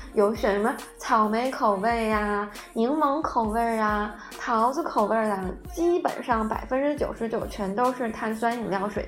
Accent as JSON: {"language": "Chinese", "region": "southern China", "country": "China", "moved": "as an adult", "lives_now": "United Kingdom", "said": "作为南方人就觉得第一个水特别不好喝"}